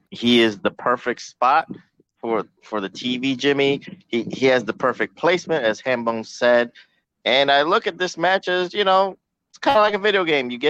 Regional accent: Canada; That's true. I'm Canadian.

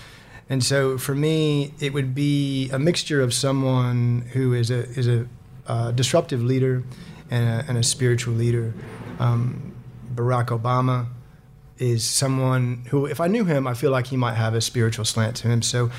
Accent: Griggsville, Illinois, United States; moved away; So I am an American. My accent, you may or may not be able to tell. I've been here 15 years now, and so my accent's a little bit all over the shop. I grew up in a small town, 1,300 people, called Griggsville, Illinois.

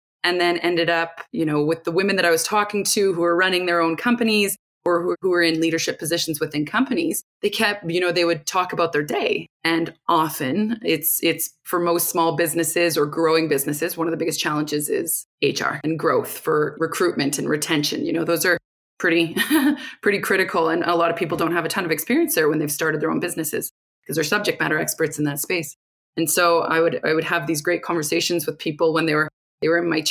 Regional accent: Rocky Mountain House, Alberta, Canada; originally I'm from a small town in Alberta, Rocky Mountain House. So if anyone's familiar with heading out to the mountains, that's where I'm from. Grew up there

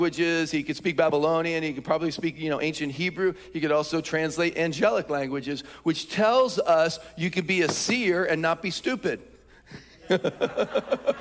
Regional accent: Philadelphia, Pennsylvania, United States; I'm from Philly

